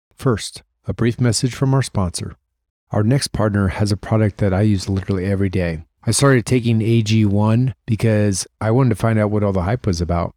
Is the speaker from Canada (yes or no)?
no; Columbus, Ohio, United States; moved away; I'm from Columbus